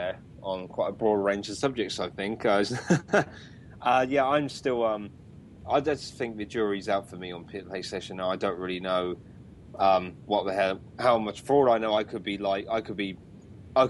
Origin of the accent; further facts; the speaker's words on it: United Kingdom; I'm a Brit